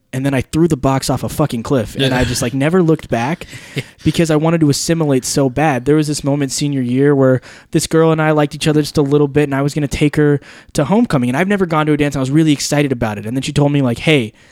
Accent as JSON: {"language": "English", "region": "Alabama", "country": "United States", "tie": "born or raised there", "said": "I grew up here in Alabama"}